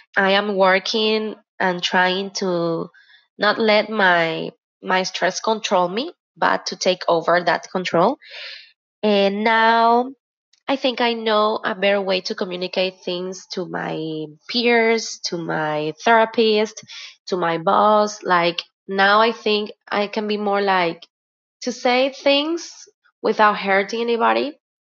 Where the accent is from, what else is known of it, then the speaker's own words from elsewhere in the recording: Guayaquil, Guayas, Ecuador; I am from Guayaquil, Ecuador